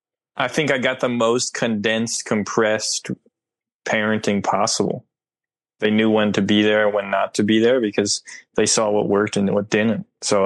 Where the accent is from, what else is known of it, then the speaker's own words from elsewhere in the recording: New Jersey, United States; also born or lived in Oakland, California; I'm from New Jersey.